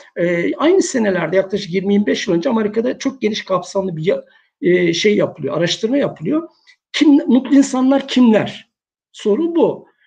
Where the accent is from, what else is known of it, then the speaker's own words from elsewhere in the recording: Istanbul, Turkey; moved away as an adult; also born or lived in Niksar, Tokat / Çerkezköy; now in Uşak, Turkey; Tokat Niksar doğumluyum. E, ilkokuldan sonra, ilkokul 2'den sonra hayatım İstanbul'da geçti.